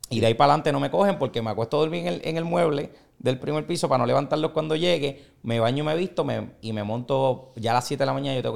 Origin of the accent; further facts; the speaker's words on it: San Juan, Puerto Rico; Yo soy de Puerto Nuevo, soy del barrio